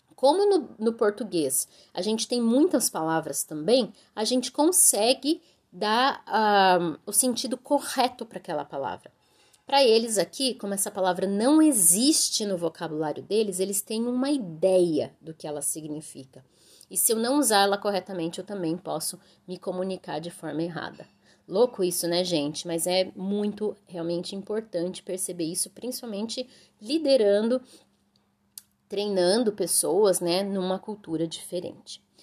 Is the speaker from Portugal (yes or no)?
no; Brazil; moved away as an adult; now in Vietnam; pra gente do Brasil